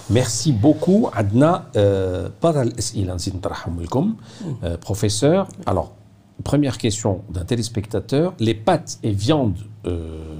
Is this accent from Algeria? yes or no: yes; Algeria; chez nous en Algérie